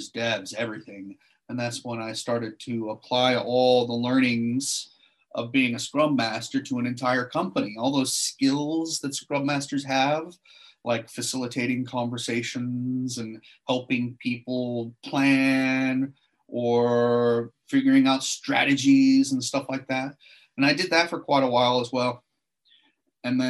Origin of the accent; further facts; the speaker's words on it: Seattle, Washington, United States; moved away as an adult; now in Sydney, Australia; I'm actually an American and I'm originally from Seattle